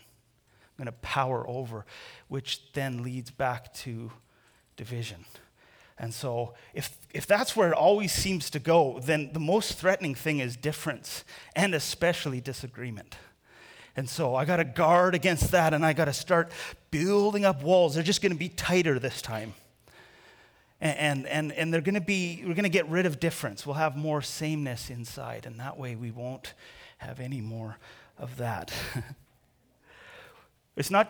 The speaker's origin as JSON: {"language": "English", "country": "Canada", "said": "I'm Canadian."}